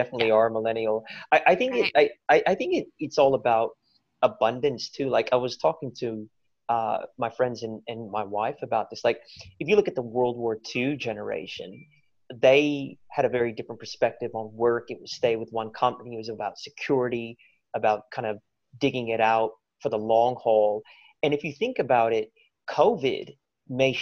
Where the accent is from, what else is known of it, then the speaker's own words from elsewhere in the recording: United States; moved away as an adult; now in Australia; as an American